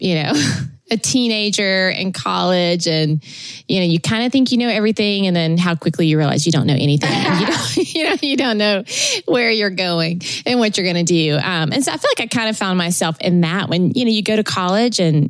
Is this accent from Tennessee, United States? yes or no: yes; Tennessee, United States; moved away as an adult; also born or lived in California; I was born in Tennessee